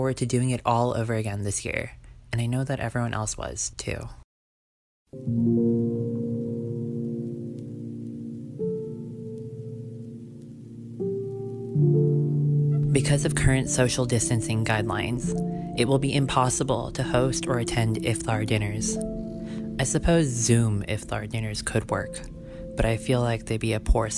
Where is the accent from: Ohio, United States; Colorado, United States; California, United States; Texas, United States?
Texas, United States; Sugar Land; I'm currently in my hometown of Sugarland, Texas.